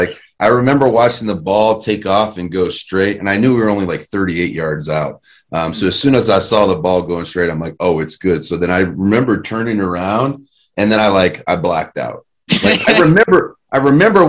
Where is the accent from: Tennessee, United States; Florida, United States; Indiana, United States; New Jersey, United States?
Indiana, United States; Terre Haute; from Terre Haute, Indiana, man. I'm just a kid that used to, you know what I mean, chew tobacco. And I used to detassel corn